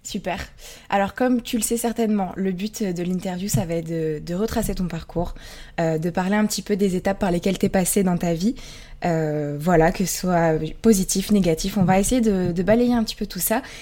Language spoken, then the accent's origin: French; near Verdun, Grand Est, France; moved away as an adult; also born or lived in Bordeaux; j'ai grandi dans le Grand Est, près de Verdun.